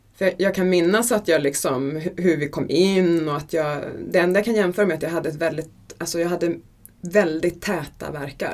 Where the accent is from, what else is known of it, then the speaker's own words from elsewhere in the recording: Gotland, Sweden; Jag föddes på Gotland